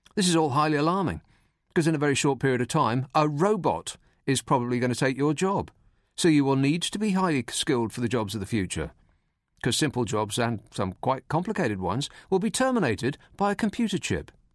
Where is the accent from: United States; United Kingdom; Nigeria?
United Kingdom; we're British